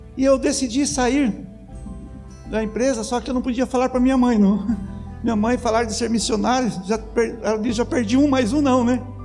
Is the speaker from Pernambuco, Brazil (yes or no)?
no; Lindóia, São Paulo, Brazil; accent: caipira; eu sou caipira de Lindóia, nascido lá